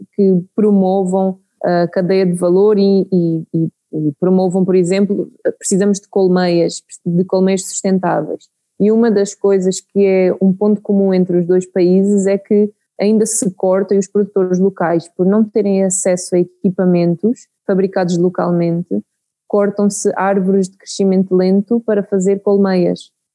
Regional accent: Santarém, Centro, Portugal; born or raised there; moved away as an adult; now in Mozambique

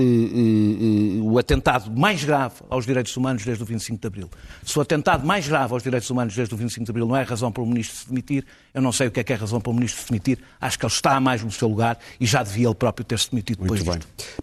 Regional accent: Portugal; eu senti-me envergonhado enquanto português

